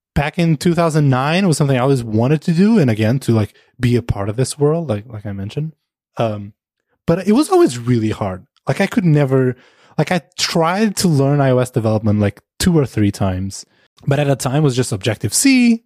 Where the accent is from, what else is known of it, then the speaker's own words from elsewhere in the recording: Portugal; moved away; also born or lived in Amsterdam, Netherlands; originally I'm from Portugal, but we moved to the Netherlands to Amsterdam